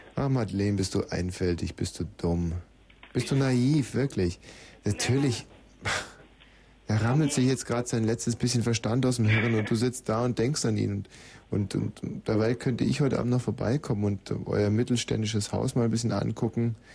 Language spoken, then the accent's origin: German; Eching am Ammersee, Bavaria, Germany; ich bin ja in Bayern aufgewachsen, und zwar in einer sehr stillen, einsamen Gegend am Ammersee in Eching